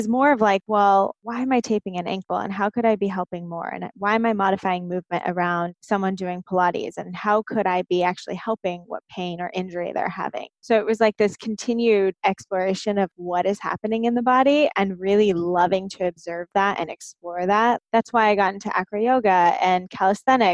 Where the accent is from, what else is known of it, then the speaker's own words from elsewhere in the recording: Southern California, United States; I grew up in Southern California